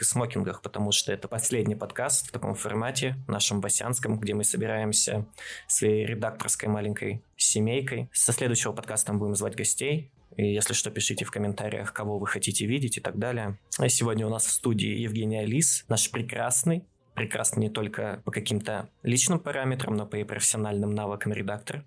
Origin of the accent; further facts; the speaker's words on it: Chelyabinsk Oblast, Russia; я как челябинец